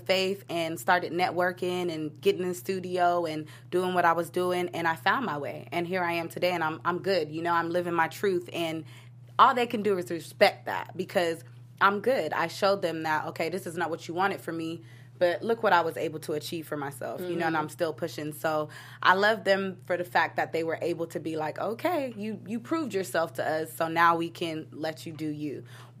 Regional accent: Nigeria; Because I'm Nigerian. I don't know if anybody knows about the Nigerian culture

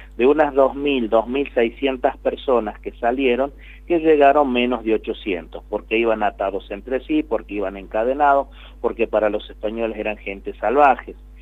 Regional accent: Tucumán, Argentina; nosotros somos argentinos

